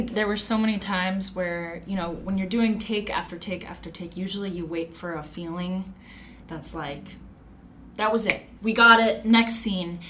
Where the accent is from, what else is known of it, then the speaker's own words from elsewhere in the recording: Long Beach, California, United States; I'm from Long Beach.